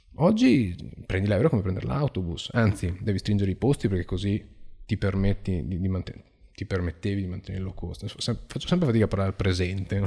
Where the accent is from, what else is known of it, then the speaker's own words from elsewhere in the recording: Venice, Veneto, Italy; vengo da Venezia